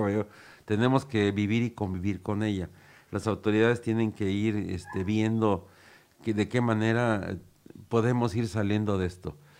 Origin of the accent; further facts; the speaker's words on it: Cuautla, Morelos, Mexico; los que somos aquí de Cocla